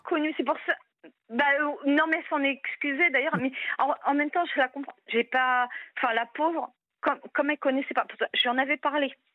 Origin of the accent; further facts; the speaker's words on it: Brittany, France; je suis bretonne